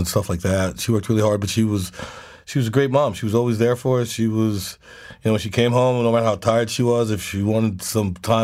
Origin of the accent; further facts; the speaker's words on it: Charleston, South Carolina, United States; I love people in my hometown, and I love living there